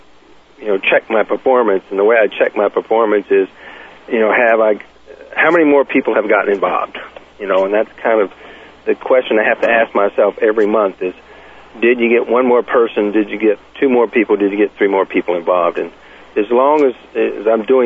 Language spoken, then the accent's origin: English; the South, United States; I was born and raised in the South